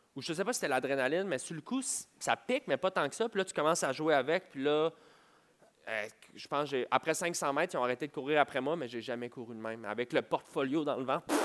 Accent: Montreal, Quebec, Canada; je viens de Montréal

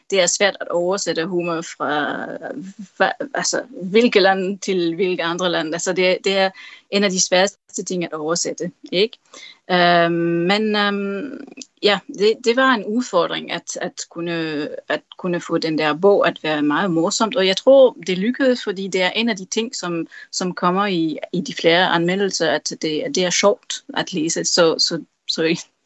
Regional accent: Tarm, Central Denmark Region, Denmark; born there; jeg blev født i Tarm, så for mig er uh, meter i sekundet er noget meget specielt.

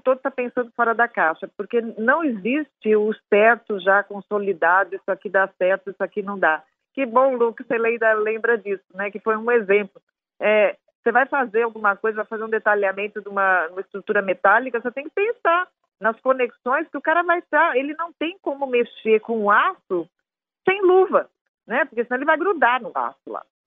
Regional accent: Brazil; como brasileiro, como pesquisadora

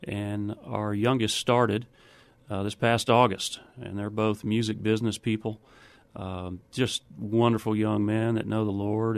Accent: Waco, Texas, United States; also born or lived in New Braunfels, Texas; I grew up in Waco, Texas

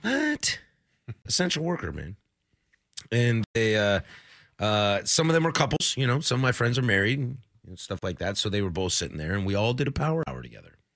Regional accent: Washington, United States; now in Portland, United States; Washington. That's my home state

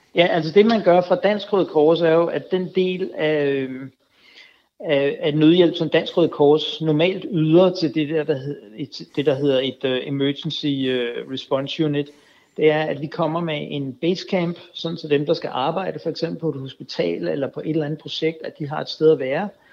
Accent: Denmark; vi gør alene som danskere

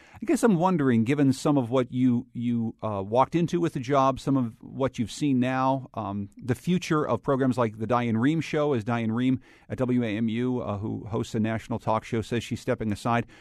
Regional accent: Winsted, Connecticut, United States; in my hometown of Winstead, Connecticut

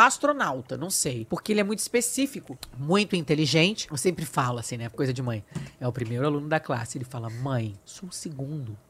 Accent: Brazil; accent: Brazilian; moved away as an adult; now in Portugal; Eu sou brasileira

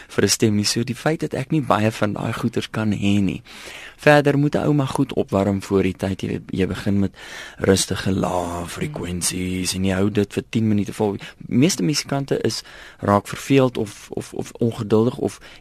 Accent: South Africa; ek is maar tipies Afrikaner

